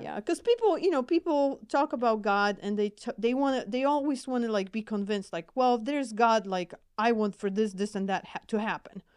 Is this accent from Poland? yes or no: yes; Poland; accent: Polish; English is a second language; moved away; I'm originally from Poland, so hence my accent